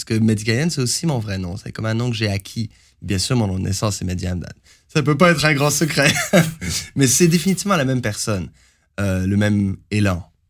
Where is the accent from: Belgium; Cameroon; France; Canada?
Canada; Montreal, Quebec; also born or lived in Algeria / Moncton / Ottawa; je suis né en Algérie. Et euh, j'ai grandi à Montréal et à Moncton et à Ottawa.